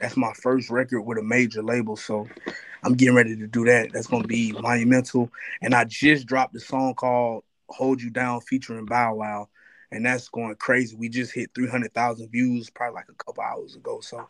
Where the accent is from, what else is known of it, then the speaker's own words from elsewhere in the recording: South Florida, United States; moved away as an adult; now in Nashville, United States; I'll be going back to Florida. I'm from South Florida, so I know it's kind of weird for me to be all the way in Nashville to go to school